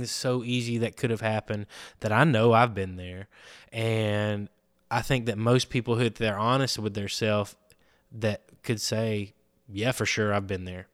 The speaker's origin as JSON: {"language": "English", "town": "Andalusia", "region": "Alabama", "country": "United States", "said": "I'm from Andalusia, Alabama."}